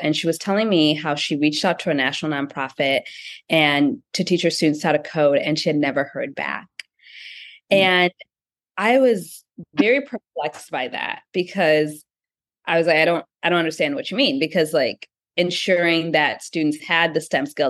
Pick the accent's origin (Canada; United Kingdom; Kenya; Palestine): Kenya; being a young founder, being a Black founder, my intersectionality, being also Kenyan, all of these different things.